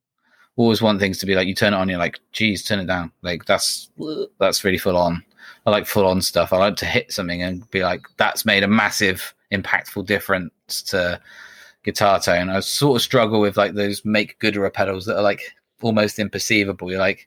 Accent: United Kingdom; we're British, so we get to say we're the first British company doing that.

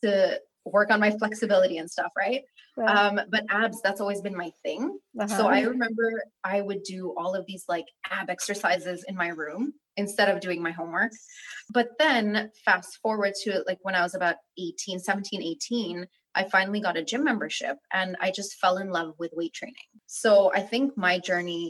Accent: Canada; also born or lived in Berat, Albania / Kuçovë, Albania; I was born in Berat and then I lived in Kuchov until I was about 7 and a half. And then we moved to Canada

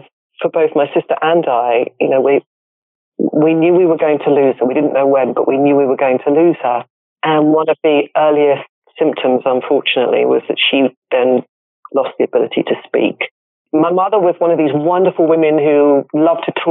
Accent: Norfolk, East of England, United Kingdom; moved away as an adult; also born or lived in London; now in Los Angeles, United States; I grew up in England. Yeah. I actually grew up in an area called Norfolk, countryside

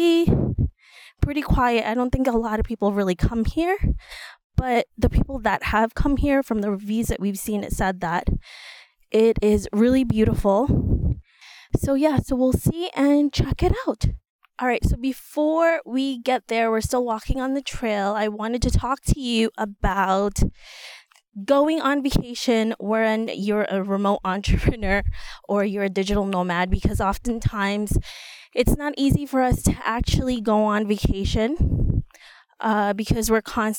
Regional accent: New York City, New York, United States; we're from New York City. We're from the Bronx

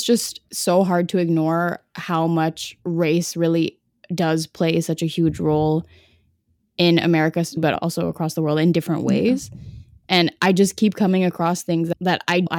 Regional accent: Canada; I'm Canadian

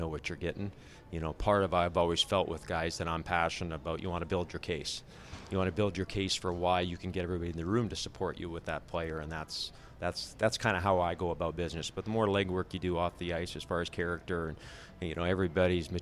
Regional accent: Alaska, United States; moved away; I'm originally from Alaska, but I moved down to play, you know, hockey in the States, and that's where I've got roots now

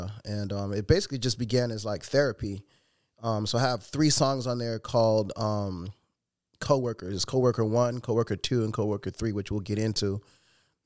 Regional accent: Chicago, Illinois, United States; I was born and raised in Chicago

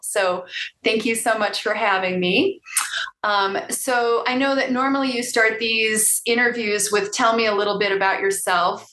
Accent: Chicago suburbs, Illinois, United States; I was born on the south side of Chicago, but I moved to the suburbs when I was seven.

